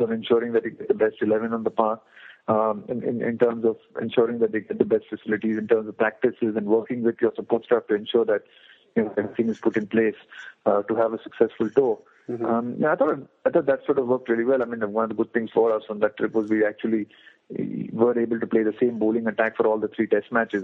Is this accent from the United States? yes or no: no; India; as an Indian